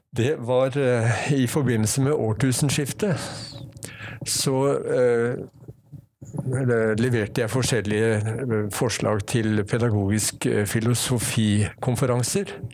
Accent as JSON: {"language": "Norwegian", "town": "Ski", "region": "Akershus", "country": "Norway", "tie": "born or raised there", "also_born_or_lived": "Oslo", "moved": "as an adult", "lives_now": "Bergen, Norway", "said": "jeg vokste opp på Ski"}